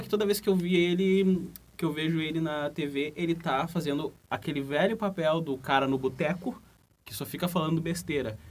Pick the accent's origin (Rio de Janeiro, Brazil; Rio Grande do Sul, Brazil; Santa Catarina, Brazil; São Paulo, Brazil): Rio Grande do Sul, Brazil; accent: gaúcho; o nosso sotaque